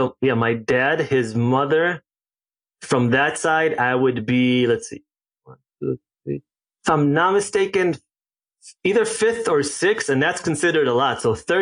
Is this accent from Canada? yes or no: no; Israel; also born or lived in South Africa / Ghana; So, age 6, I moved to South Africa, and then age 10, moved back to Israel. Age 12, we moved to Ghana. Age 14, back to Israel